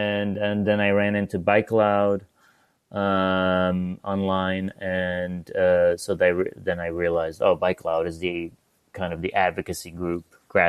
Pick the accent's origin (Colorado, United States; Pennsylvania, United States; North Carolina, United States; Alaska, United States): Pennsylvania, United States; Pittsburgh; also born or lived in Iran / Northern California; now in Portland, United States; I born in Iran. I grew up in Pittsburgh, Pennsylvania as well. Kind of my formative teenage years in Pittsburgh.